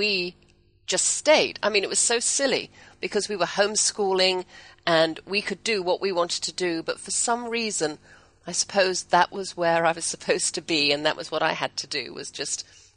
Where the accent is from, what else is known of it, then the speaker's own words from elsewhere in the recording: England, United Kingdom; now in Texas, United States; I'm English